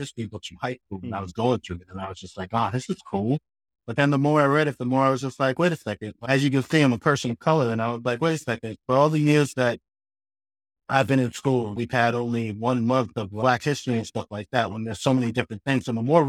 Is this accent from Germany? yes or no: no; Boston, Massachusetts, United States; And then I ended up coming back up to Boston where I grew up in Mattapan. I had to give you a shout out, Mattapan in Boston.